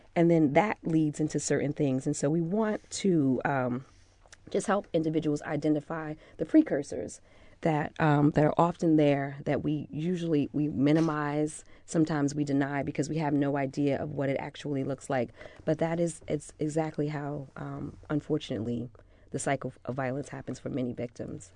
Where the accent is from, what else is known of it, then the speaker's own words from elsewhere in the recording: United States; I'm from the South Ward